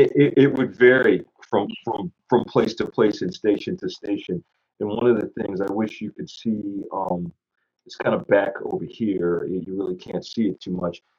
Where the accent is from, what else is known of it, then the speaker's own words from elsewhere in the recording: United States; as an American